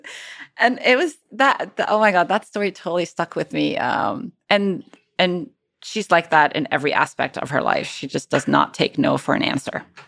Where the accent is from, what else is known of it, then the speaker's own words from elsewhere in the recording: Cairo, Cairo Governorate, Egypt; moved away as an adult; also born or lived in Cambridge, United Kingdom; now in United States; I moved from Cairo to Cambridge, U K to do my P H D